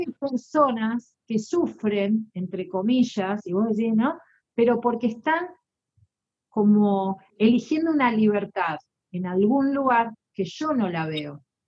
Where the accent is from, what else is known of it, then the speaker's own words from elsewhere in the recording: Argentina; Soy argentina